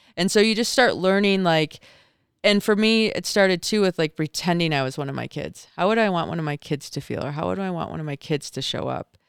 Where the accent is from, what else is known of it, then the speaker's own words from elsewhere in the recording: Michigan, United States; moved away as an adult; now in Park City, United States; I grew up in Michigan